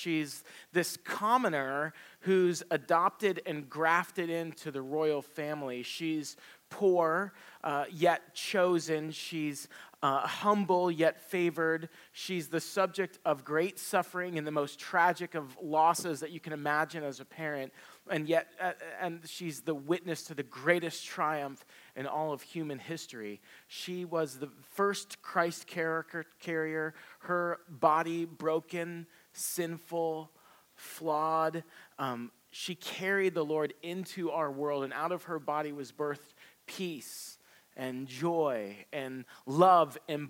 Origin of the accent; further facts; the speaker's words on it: Gilbert, Arizona, United States; if I tell somebody I'm from Gilbert, Arizona, they're not quite sure where Gilbert is, so I'll say, well, it's Phoenix.